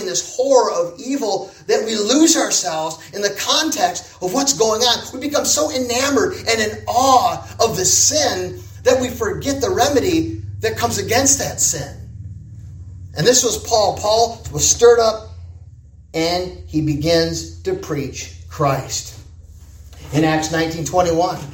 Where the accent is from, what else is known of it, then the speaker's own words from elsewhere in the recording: United States; accent: American; I was an American. Okay, so I kind of stood out because of my accent